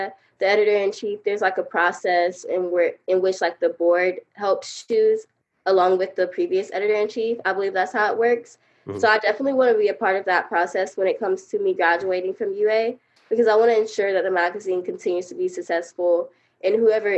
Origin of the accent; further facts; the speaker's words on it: Montgomery, Alabama, United States; my hometown Montgomery